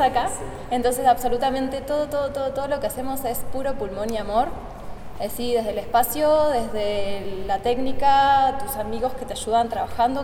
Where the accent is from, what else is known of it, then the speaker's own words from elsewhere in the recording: Argentina; moved away as an adult; now in Mexico City, Mexico; Soy, bueno, argentina. Estoy radicando en Ciudad de México desde febrero, en el país estoy desde octubre.